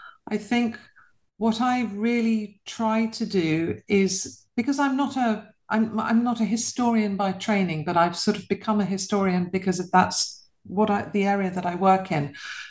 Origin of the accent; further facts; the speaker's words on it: London, United Kingdom; I was born and bred in London to a British mother and a Polish father.